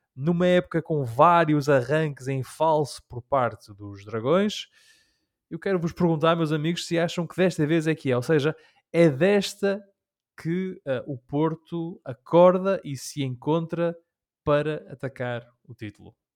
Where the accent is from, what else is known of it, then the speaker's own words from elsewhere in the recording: Rhode Island, United States; na minha terra de nascença há uma, uma cidade, uma vila chamada Newport